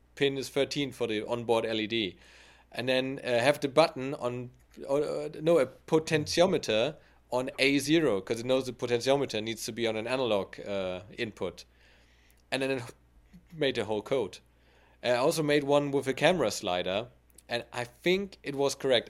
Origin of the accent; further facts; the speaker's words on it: Germany; my hometown